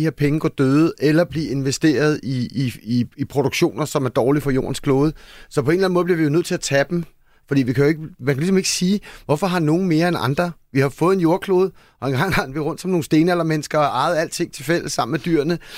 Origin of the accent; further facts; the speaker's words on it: Denmark; fordi vi som danskere måske tænker, hej, det er mange penge, eller det er sådan dyrt for os